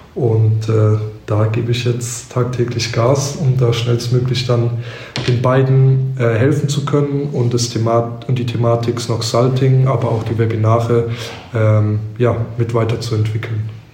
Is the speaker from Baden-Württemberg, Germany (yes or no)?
yes; near Heidelberg, Baden-Württemberg, Germany; also born or lived in Cologne; now in Mannheim, Germany; Ich komme ursprünglich aus der Nähe von Heidelberg